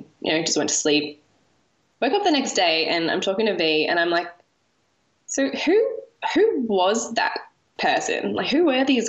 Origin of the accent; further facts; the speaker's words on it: Australia; moved away as an adult; now in Italy; we're two Australian women